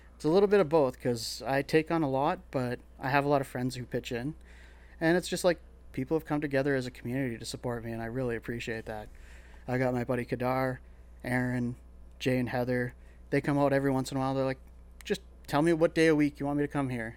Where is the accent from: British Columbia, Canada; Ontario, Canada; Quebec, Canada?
Ontario, Canada; Sault Ste. Marie; moved away as an adult; also born or lived in Toronto; now in London, Canada; I grew up in Sault Ste. Marie, pretty much like Northern Ontario all my life until twenty-one, and I moved to Toronto